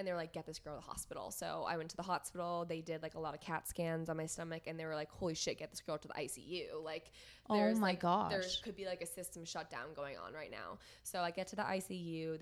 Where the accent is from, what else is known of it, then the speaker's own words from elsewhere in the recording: Boston, Massachusetts, United States; moved away as an adult; now in San Diego, United States; I grew up in Boston. I have been in Boston for the first 24 years of my life.